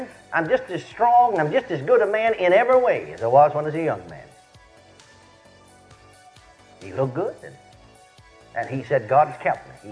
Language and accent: English; McKinney, Texas, United States; moved away; my hometown of McKinney, Texas